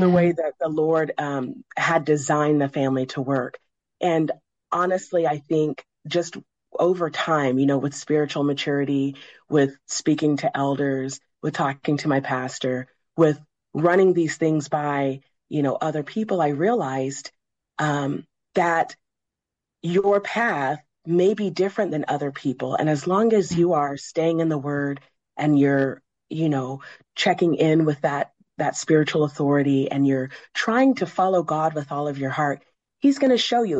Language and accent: English; Midwest, United States; I grew up in the Midwest.